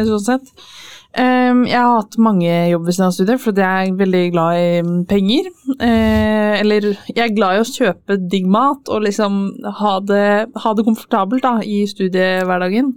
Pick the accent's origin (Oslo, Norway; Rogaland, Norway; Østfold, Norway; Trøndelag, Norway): Østfold, Norway; Fredrikstad; now in Trondheim, Norway; jeg kommer fra Fredrikstad.